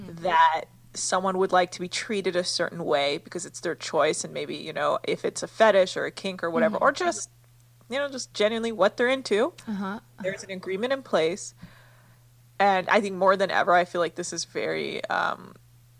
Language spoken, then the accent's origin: English; United States; growing up in America